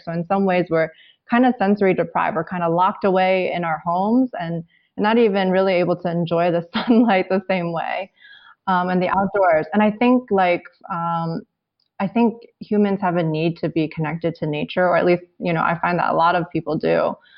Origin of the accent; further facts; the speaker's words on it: United States; I'm Chinese American, and, and that's kind of the way I grew up